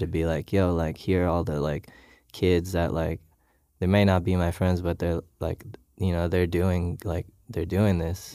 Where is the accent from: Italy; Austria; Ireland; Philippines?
Philippines; moved away as an adult; now in Los Angeles, United States